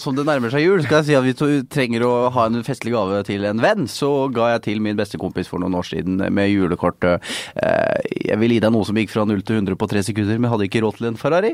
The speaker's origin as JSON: {"language": "Norwegian", "town": "Sarpsborg", "region": "Østfold", "country": "Norway", "tie": "born or raised there", "also_born_or_lived": "Oslo", "moved": "as an adult", "said": "da jeg forlot min hjemby i 2000 2009"}